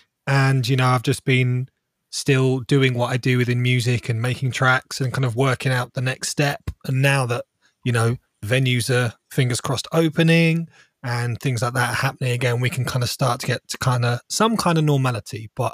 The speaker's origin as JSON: {"language": "English", "town": "Farnborough", "region": "South East England", "country": "United Kingdom", "tie": "born or raised there", "said": "Most of my life. So in Hampshire, like North Hampshire, Farnborou"}